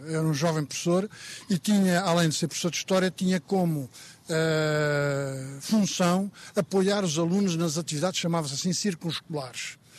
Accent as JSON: {"language": "Portuguese", "town": "Figueira da Foz", "region": "Centro", "country": "Portugal", "moved": "yes", "said": "eu saí da Figueira há 39 anos"}